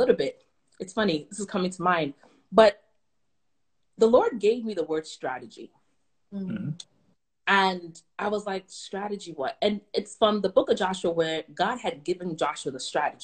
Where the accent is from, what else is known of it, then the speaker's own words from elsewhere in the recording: Ghana; I'm from Ghana, West Africa